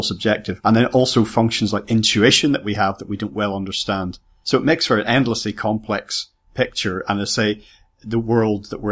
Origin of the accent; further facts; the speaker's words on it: Ireland; I come from Ireland